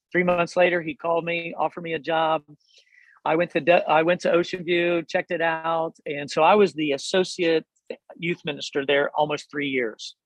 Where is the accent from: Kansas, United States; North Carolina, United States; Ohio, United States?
Ohio, United States; Hillsboro; now in Delaware, United States; I grew up in Southern Ohio. Hillsboro